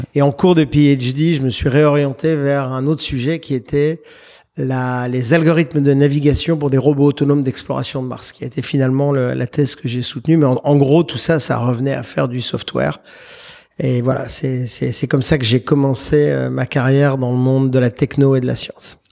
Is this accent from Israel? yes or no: no; Paris, Île-de-France, France; moved away as an adult; now in United States; je suis un Parisien de naissance. J'ai vécu à Paris les 23, 24 premières années de ma vie